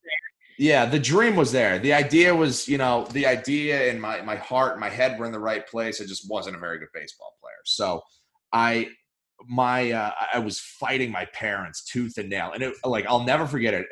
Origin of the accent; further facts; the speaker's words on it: Newmarket, New Hampshire, United States; I grew up in Newmarket, the next town over from oh, Durham.